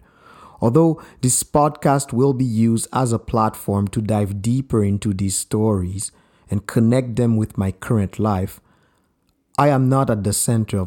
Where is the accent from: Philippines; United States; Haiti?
Haiti; also born or lived in Montreal, Canada / Vancouver, Canada; now in Canada; I am from Haiti, a beautiful island in the heart of the Caribbean Sea. I've been living in Canada for 20 plus years